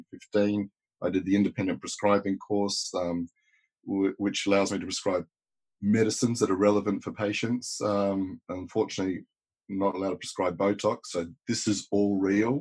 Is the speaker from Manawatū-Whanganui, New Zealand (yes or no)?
no; Paraparaumu, Wellington, New Zealand; also born or lived in Australia; now in London, United Kingdom; I roamed the plains of New Zealand fighting off brontosauri. As we were talking about before this, I did my junior school in New Zealand